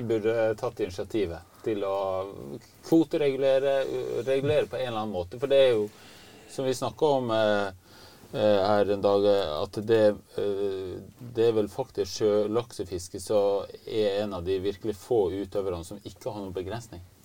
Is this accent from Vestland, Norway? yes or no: yes; Hardanger, Vestland, Norway; moved away as an adult; now in Finnmark, Norway; Jeg vokste opp i Hardanger og fiska med onkelen min eh, i Hardangerfjorden. Og så har jeg bodd her oppe i Finnmark i 30 år nå